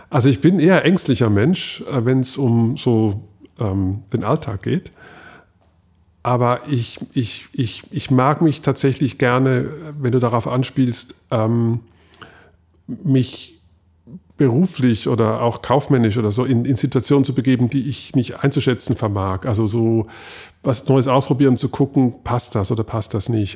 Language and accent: German; Switzerland; ich habe das Skifahren als Schweizer geopfert